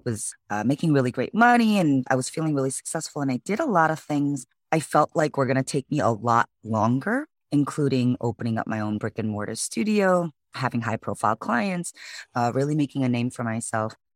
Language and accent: English; Chicago, Illinois, United States; moved away as an adult; now in San Francisco, United States; originally born and raised in Chicago, Illinois, so I'm a Midwest girl